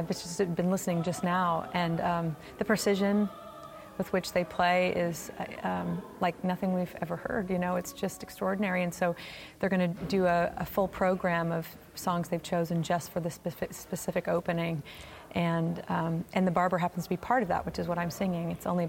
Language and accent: English; Oklahoma, United States; We came to a game, and I'm from Oklahoma, so